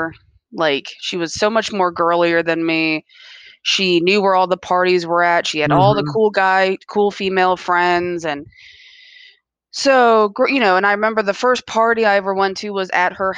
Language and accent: English; Columbia, Maryland, United States; From Columbia, right here in Maryland